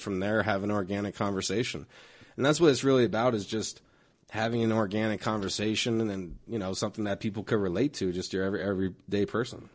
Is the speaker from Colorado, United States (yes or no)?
yes; Denver, Colorado, United States; I grew up in this neighborhood, Park Hill